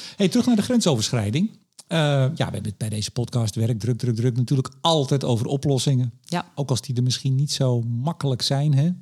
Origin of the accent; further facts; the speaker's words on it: Amsterdam, North Holland, Netherlands; ik kom uit Amsterdam. Amsterdamse humor